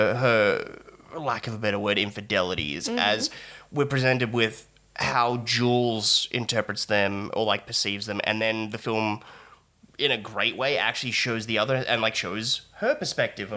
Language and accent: English; Australia; we're Australian